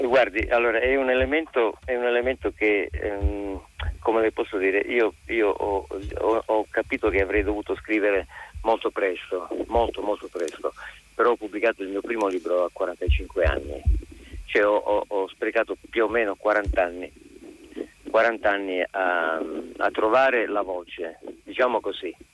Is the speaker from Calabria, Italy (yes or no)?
yes; Calabria, Italy; now in Milan, Italy; essendo io eh, nato in Calabria